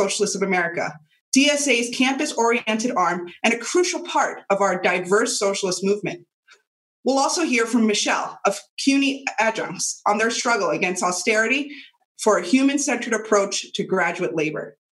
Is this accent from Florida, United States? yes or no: no; New York City, New York, United States; my hometown of the South Bronx.